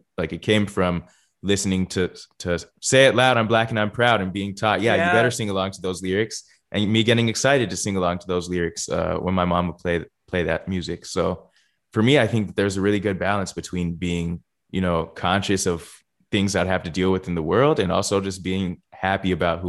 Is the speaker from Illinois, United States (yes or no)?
no; San Diego, California, United States; The West Side is because I grew up mostly in San Diego, California. I moved around a bunch because my dad was in the U.S. Navy for most of my childhood. And we always ended up back in San Diego.